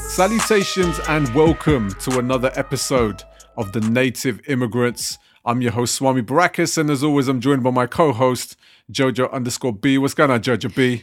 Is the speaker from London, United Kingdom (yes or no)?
yes; London, United Kingdom; I'm from West London